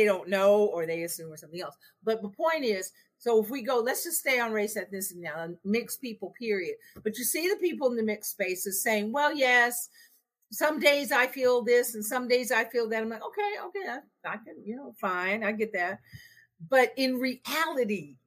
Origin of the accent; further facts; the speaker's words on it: West Coast, United States; I'm from the West Coast. I got millennial kids